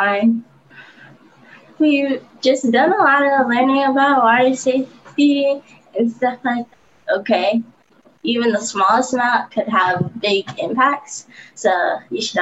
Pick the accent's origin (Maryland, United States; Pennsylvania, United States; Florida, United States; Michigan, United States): Michigan, United States; Detroit; I'm from Detroit.